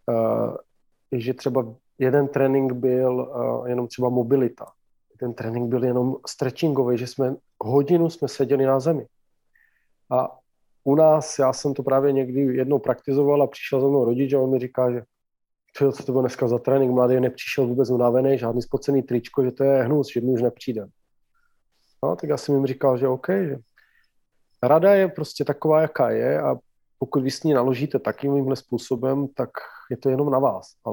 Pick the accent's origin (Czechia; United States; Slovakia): Slovakia; Czech is a second language; já jsem původem Slovák, ano, kdo by to nevěděl.